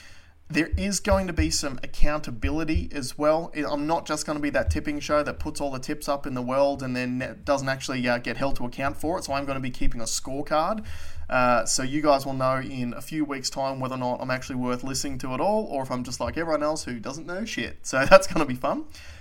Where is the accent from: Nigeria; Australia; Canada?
Australia; obviously the biggest thing as far as Australian sports goes was our performance at Wimbledon.